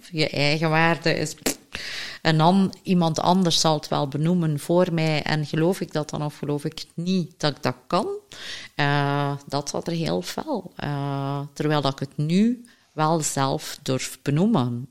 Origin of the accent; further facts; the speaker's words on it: Flanders, Belgium; als Vlamingen